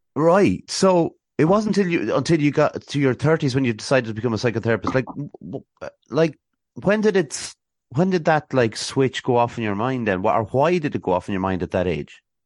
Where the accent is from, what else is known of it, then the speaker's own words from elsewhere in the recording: Athlone, Leinster, Ireland; accent: Dublin twang; also born or lived in Swords, Dublin / Westmeath; I'm actually from Athlone, but I, I went to, uh, a, a school up in Swords, uh, in, in Dublin, so, uh, there might be a slight bit of a, a twang